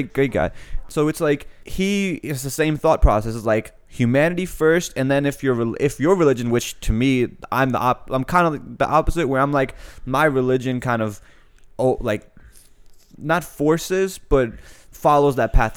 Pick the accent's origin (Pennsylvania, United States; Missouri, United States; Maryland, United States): Maryland, United States; Annapolis; also born or lived in Pakistan / England / France / Saudi Arabia; I grew up in Annapolis